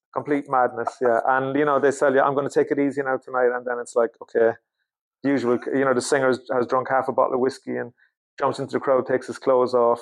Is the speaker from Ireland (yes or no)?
yes; Cork, Munster, Ireland; born or raised there; moved away as an adult; now in Sweden